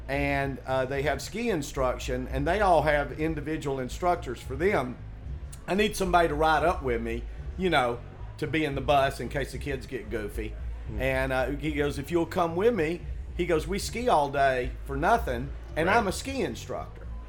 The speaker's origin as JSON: {"language": "English", "region": "Tennessee", "country": "United States", "tie": "born or raised there", "also_born_or_lived": "Boulder", "moved": "as an adult", "said": "I grew up in Tennessee and there's no skiing there"}